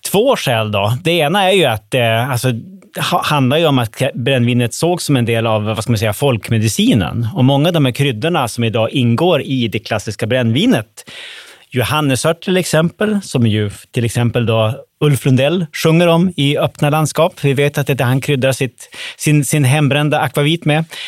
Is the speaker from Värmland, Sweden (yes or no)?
no; Umeå, Västerbotten County, Sweden; Umeå, som jag kommer ifrån